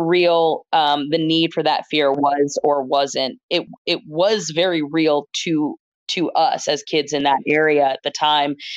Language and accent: English; Gainesville, Florida, United States; born or raised there; moved away as an adult; now in Philadelphia, United States